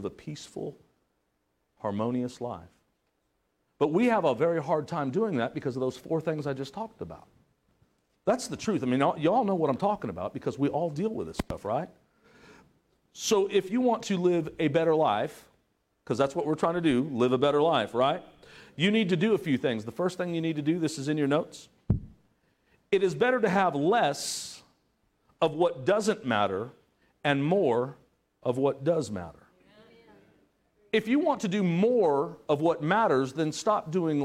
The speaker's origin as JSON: {"language": "English", "region": "Southern California", "country": "United States", "tie": "born or raised there", "also_born_or_lived": "Broken Arrow, Oklahoma", "moved": "as an adult", "said": "I was from Southern California."}